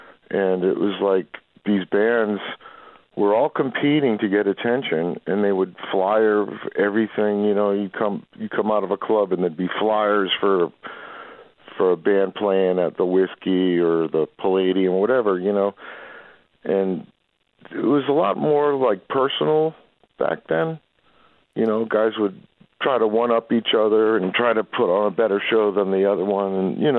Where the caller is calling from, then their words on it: Van Nuys, California, United States; I'm in Van Nuys, California.